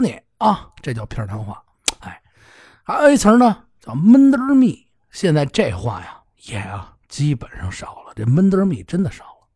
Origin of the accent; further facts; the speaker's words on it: Beijing, China; 咱们北京人